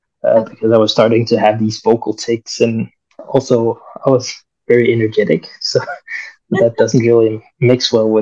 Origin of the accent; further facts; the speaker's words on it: near Copenhagen, Capital Region of Denmark, Denmark; also born or lived in Colombia; I'm adopted from Colombia, actually. So I came to Denmark when I was 1 year old.